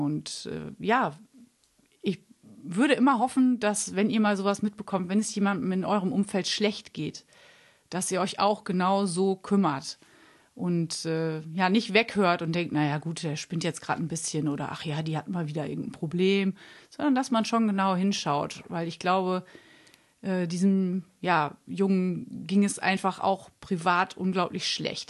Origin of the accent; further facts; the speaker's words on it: Münster, North Rhine-Westphalia, Germany; ich komme ja auch aus Münster